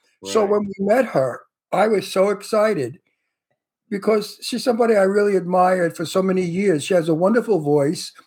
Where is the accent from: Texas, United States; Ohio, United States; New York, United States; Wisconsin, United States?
New York, United States; New York City; accent: Brooklyn; moved away as an adult; And I come from Brooklyn. I come from New York. Yeah. I went to school with black people, Puerto Rican people.